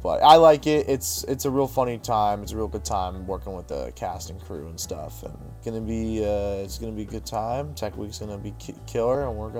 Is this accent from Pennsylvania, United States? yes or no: yes; Pittsburgh, Pennsylvania, United States; Yeah, we're from Pittsburgh